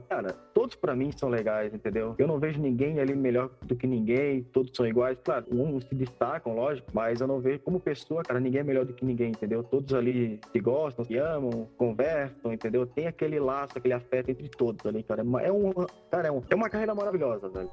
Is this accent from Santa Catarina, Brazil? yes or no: yes; Florianópolis, Santa Catarina, Brazil; moved away as an adult; now in São Paulo, Brazil; eu sou de Florianópolis, Santa Catarina, e para me, me tornar dublador eu tive que me mudar para São Paulo